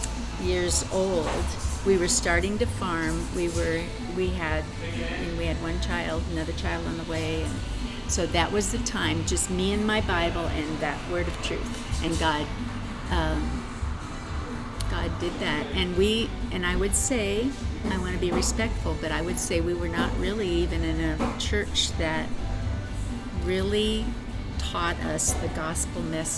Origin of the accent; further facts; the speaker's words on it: Kearney, United States; I'm born and raised in Kearney